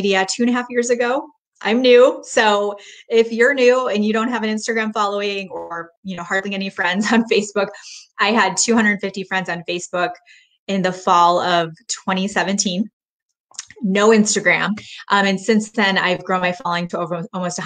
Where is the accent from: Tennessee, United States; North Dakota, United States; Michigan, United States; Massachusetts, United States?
Michigan, United States; now in Texas, United States; I grew up in Michigan